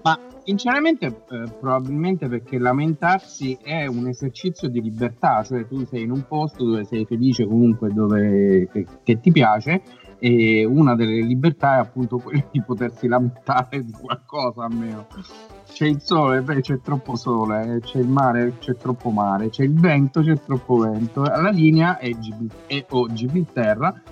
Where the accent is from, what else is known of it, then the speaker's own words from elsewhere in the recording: Teramo, Abruzzo, Italy; sei teramano come noi